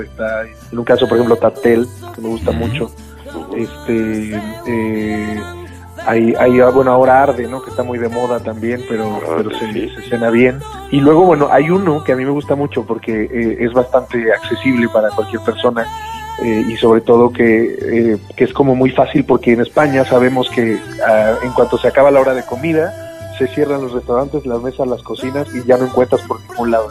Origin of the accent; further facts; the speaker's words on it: Mexico; soy un mexicano muy extraño